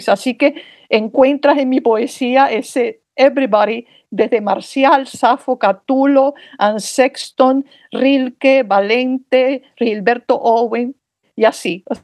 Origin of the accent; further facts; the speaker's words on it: Havana, Cuba; born there; Mira, yo nací en La Habana y aunque podía haber nacido por circunstancias familiares en New York, soy una poeta en tránsito